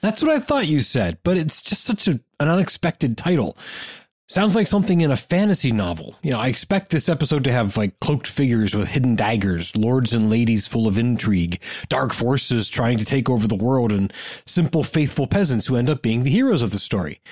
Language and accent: English; eastern Ohio, United States; I grew up in Ohio, but I never heard of this region of my own home state